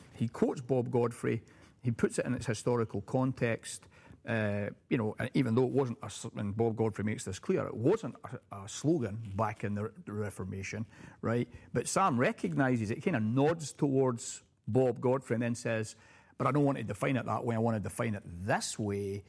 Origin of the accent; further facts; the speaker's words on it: United Kingdom; now in United States; having been a Brit